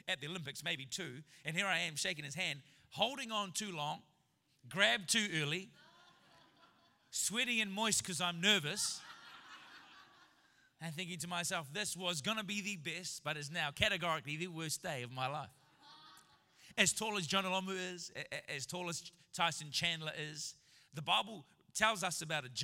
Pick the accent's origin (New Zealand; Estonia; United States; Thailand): New Zealand; I'm a New Zealander en route to Canada. As a Kiwi